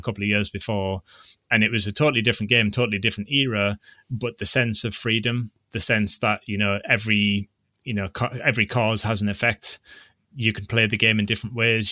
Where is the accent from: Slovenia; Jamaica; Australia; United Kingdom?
United Kingdom; North East England; I'm from the Northeast